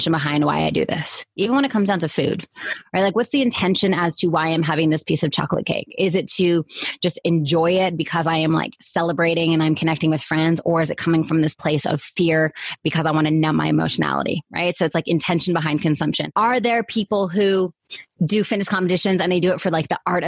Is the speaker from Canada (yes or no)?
yes; Canada; moved away; I'm originally from Canada